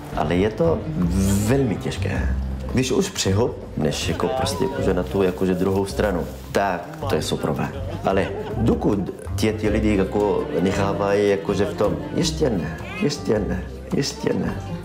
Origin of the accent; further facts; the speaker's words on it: Israel; Czech is a second language; moved away as an adult; now in Brno, Czech Republic; Jsem palestinec z Izraele.